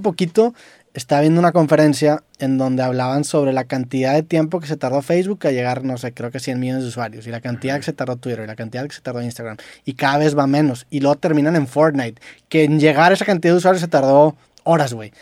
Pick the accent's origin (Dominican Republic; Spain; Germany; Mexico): Mexico; Monterrey, Nuevo León; accent: regio; yo a lo mejor para muchas personas tengo un acento muy regio